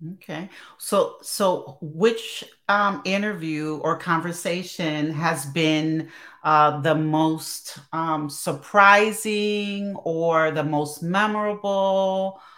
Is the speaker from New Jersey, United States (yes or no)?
yes; Newark, New Jersey, United States; also born or lived in Chicago; now in Chambersburg, United States; Yeah, I'm originally from North New Jersey